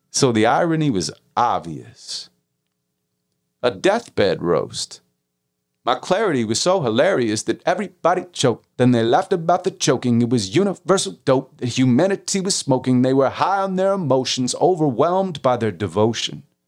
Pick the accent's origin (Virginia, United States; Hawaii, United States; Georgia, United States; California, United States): California, United States; Santa Monica; I was raised in Santa Monica